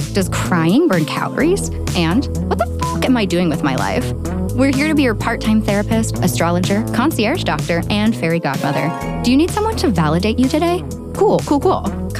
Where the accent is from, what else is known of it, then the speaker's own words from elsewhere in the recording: Toronto, Ontario, Canada; I'm from Toronto, Canada, so big difference, big change, but I'm here for it.